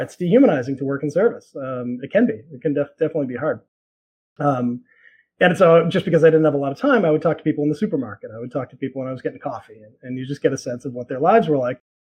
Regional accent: Boston, Massachusetts, United States; moved away as an adult; now in New York, United States; I grew up in Boston.

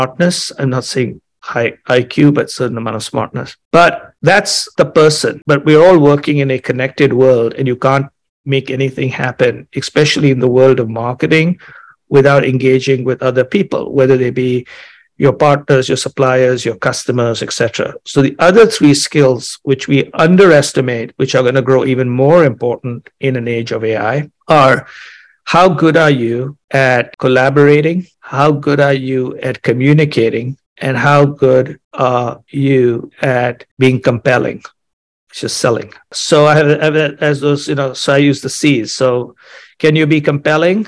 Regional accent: India; moved away as an adult; also born or lived in Chicago; I grew up in India

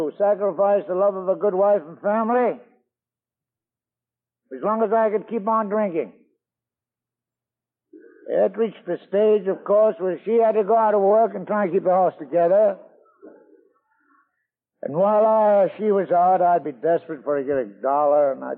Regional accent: Scotland, United Kingdom; now in New York, United States; I was born in Scotland.

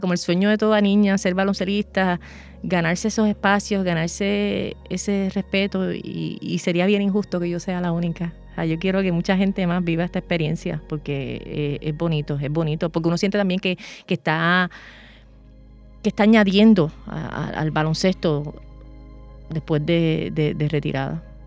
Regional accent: Puerto Rico; yo soy la primera puertorriqueña

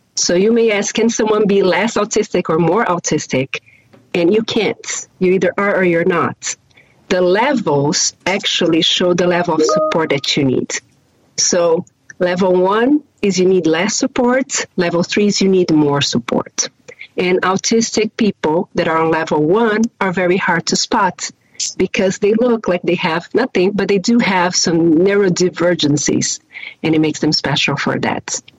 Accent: Brazil; English is a second language; now in Chicago, United States; If you hear a little bit of an accent, I always like to tell people that I am from Brazil

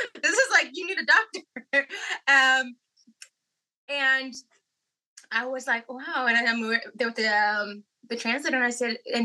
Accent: California, United States; we're from California

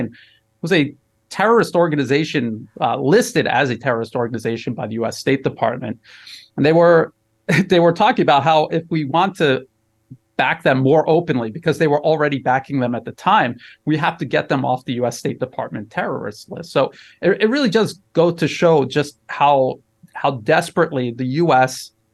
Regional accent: United States; moved away as an adult; now in Bangkok, Thailand; I'm an American. I was born and raised in the U.S. I was in the U.S. military.

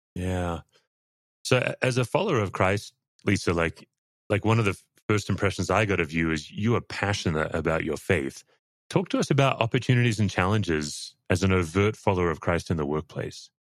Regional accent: Australia; obviously I'm an Australian

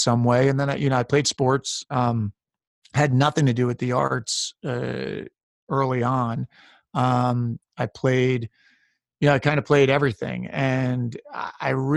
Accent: Westchester County, New York, United States; I grew up in Westchester County, New York, about an hour north of New York City.

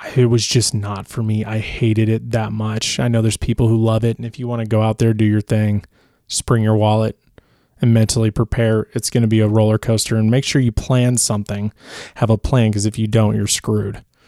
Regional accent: Chicago, Illinois, United States; moved away; also born or lived in Los Angeles, California; I'm originally from Chicago, so being from Portillo's or, or just eating Portillo's as a kid

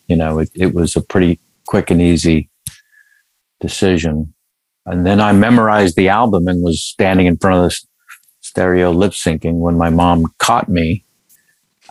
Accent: San Francisco, California, United States; moved away; also born or lived in Los Angeles; I'm from that grand city, of course. And people think I'm from New York. It's probably an attitude problem. But I'm from there.

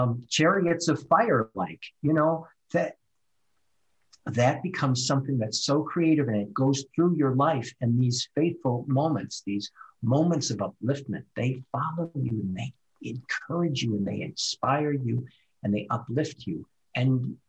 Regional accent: Midwest, United States; I'm from the Midwest, so we work hard in the Midwest. We plant crops and we get up early and we milk the cows. That's where my culture comes from.

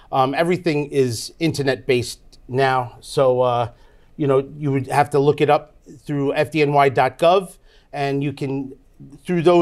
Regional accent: New York, United States; We live in Deer Park. We're from Long Island, New York.

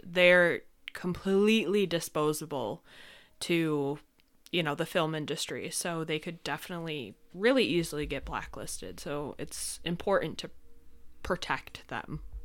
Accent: upstate New York, United States; we're from upstate, if you know anything about New York.

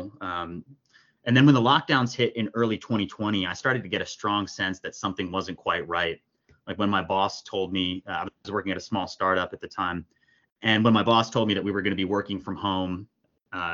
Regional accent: New Jersey, United States; moved away as an adult; also born or lived in New York City / Los Angeles; now in Santa Monica, United States; I was born in New Jersey to kind of a typical upper middle class Democrat family

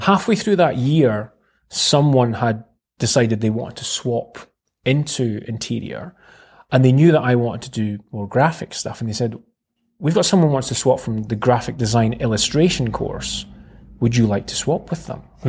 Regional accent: Dundee, Scotland, United Kingdom; born and bred in Dundee. Mm-hmm. I've never lived anywhere else.

